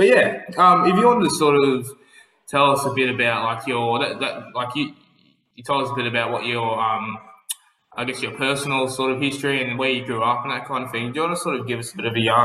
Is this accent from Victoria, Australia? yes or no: no; Lithgow, New South Wales, Australia; moved away; I'm originally from Lithgow